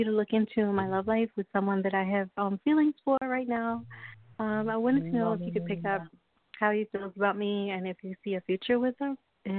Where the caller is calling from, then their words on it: New York, United States; I'm calling from New York.